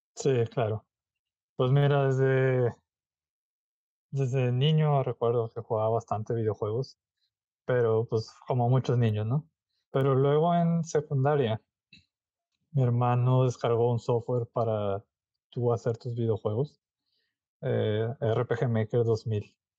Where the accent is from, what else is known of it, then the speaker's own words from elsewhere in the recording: Monterrey, Nuevo León, Mexico; yo soy de Monterrey